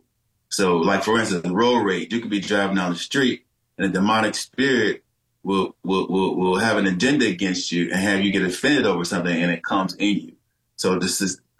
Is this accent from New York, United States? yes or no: no; Detroit, Michigan, United States; I was born and raised in Detroit, Michigan